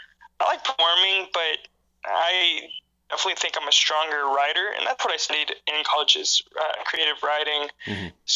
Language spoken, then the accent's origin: English; Texas-Oklahoma area, United States; now in Chicago, United States; I mean, I'm from Texas, Oklahoma area.